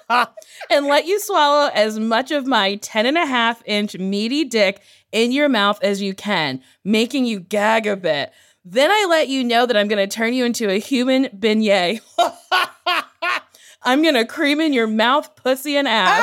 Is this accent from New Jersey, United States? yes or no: yes; New Jersey, United States; now in Los Angeles, United States; I was born in Jersey